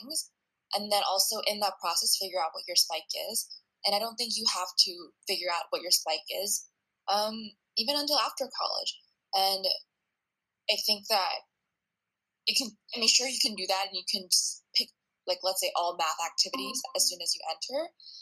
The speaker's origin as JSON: {"language": "English", "country": "United States", "tie": "born or raised there", "said": "I was the first one to be born here citizen"}